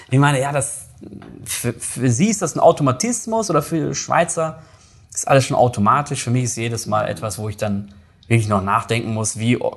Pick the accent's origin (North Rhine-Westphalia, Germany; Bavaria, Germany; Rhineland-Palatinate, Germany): North Rhine-Westphalia, Germany; now in Switzerland; ich komme aus aus NRW, aus dem Ruhrgebiet, da ist natürlich ein bisschen rauerer Ton